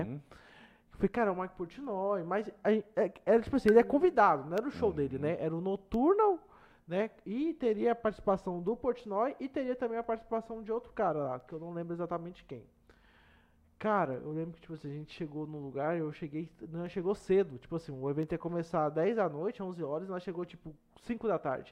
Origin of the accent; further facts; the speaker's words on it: Mato Grosso, Brazil; eu sou de fora, eu sou do Mato Grosso